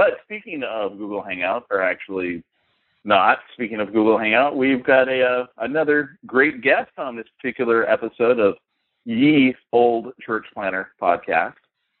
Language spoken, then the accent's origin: English; the Bay Area, California, United States; also born or lived in San Bruno / Pacifica / Burlingame; Okay, yeah, because I grew up in the Bay Area. I lived in San Bruno. My dad was a pastor in Pacifica. And then Burlingame is where we spent most of my high school years, so.